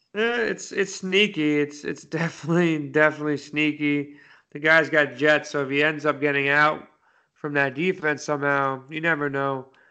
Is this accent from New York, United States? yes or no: yes; New York, United States; I'm from New York